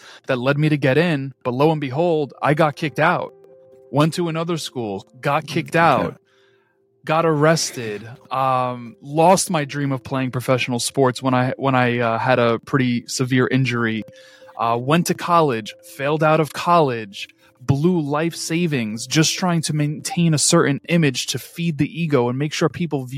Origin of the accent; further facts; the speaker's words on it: New York City, New York, United States; I am just a born and raised New Yorker who inevitably caught the hustler spirit that fills my hometown streets